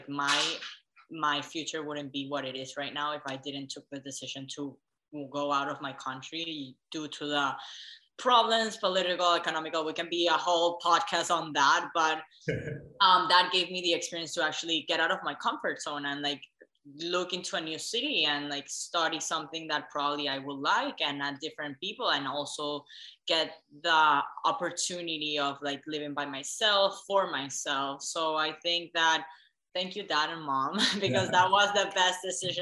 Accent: Venezuela; moved away; also born or lived in Dallas; I'm originally from Venezuela

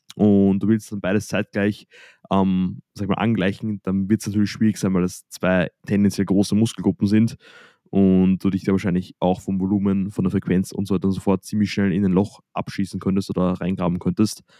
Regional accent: Austria; bei uns in Österreich

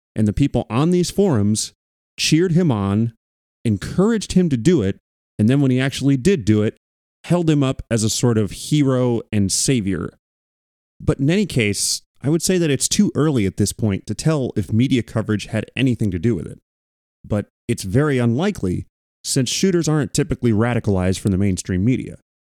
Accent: Thousand Oaks, California, United States; I grew up in Thousand Oaks

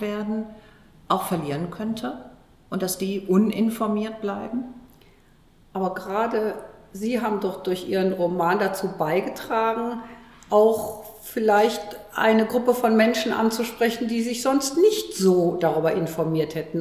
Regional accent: Cologne, North Rhine-Westphalia, Germany; ich bin ja gebürtige Kölnerin

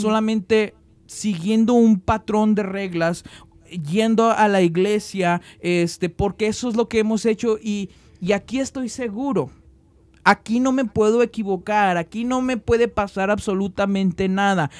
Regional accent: Mexico; now in United States; que no somos este, estadounidenses, pero somos mexicanos, extrañamos nuestra patria, amamos nuestra patria

